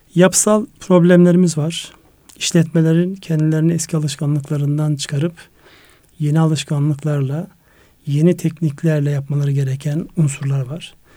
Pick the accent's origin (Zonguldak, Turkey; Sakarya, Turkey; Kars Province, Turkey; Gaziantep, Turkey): Kars Province, Turkey; Kars; moved away; Kars, Ardahan ve Iğdır'ı kapsayan benim memleketim olarak. Yani doğup büyüdüğüm en azından belli bir yaşa kadar yaşadığım yer orası.